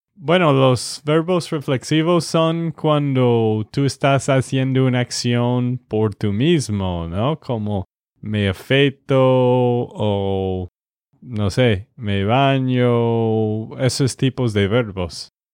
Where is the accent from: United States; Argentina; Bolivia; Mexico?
United States; Texas; de Texas, Estados Unidos